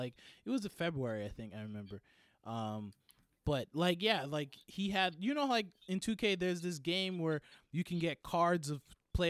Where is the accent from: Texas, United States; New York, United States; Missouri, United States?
New York, United States; New York City; also born or lived in Manhattan; I came from Harlem. What do you mean? I was born.